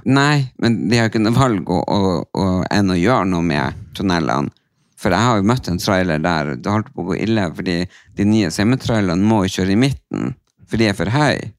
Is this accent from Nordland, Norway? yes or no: yes; Tysfjord, Nordland, Norway; moved away; forsamlingshuset hjemme i Tysfjorden